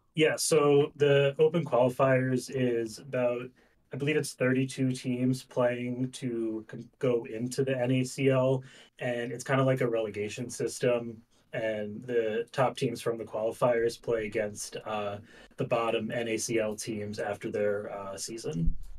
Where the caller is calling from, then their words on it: Pennsylvania, United States; calling from Pennsylvania.